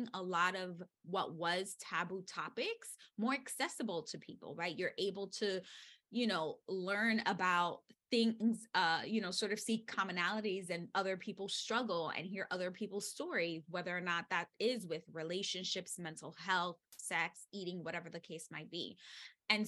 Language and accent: English; New York City, New York, United States; I was born and raised in the Bronx.